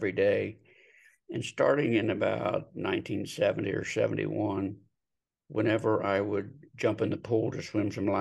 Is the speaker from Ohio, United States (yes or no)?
yes; Delaware, Ohio, United States; moved away as an adult; now in Scottsdale, United States; moved from my hometown of Delaware, Ohio to Scottsdale, Arizona